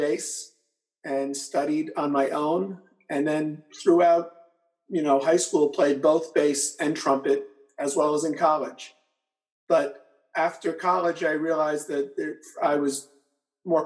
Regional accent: Port Chester, New York, United States; I grew up in Portchester and I still live in Portchester

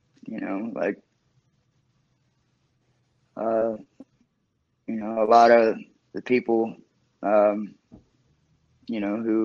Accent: Cincinnati, Ohio, United States; I am from uptown Cincinnati, Ohio

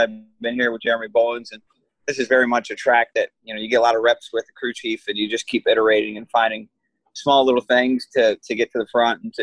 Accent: Michigan, United States; I come from Michigan

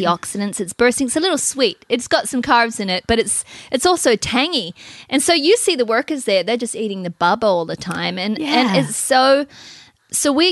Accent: New Zealand; now in United States; we grew up in New Zealand where breastfeeding is not a stigma

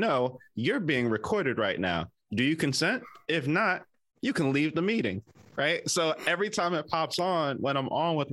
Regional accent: New Jersey, United States; moved away as an adult; also born or lived in Oklahoma; now in San Francisco Bay Area, United States; I grew up in Jersey

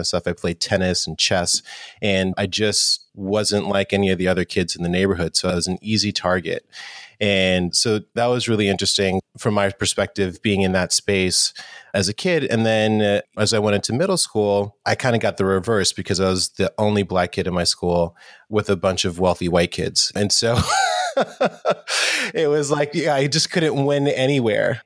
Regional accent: New York City, New York, United States; I grew up in New York City and New York in the 80s was definitely had its challenges, it was a little rough. I grew up in Harlem as well.

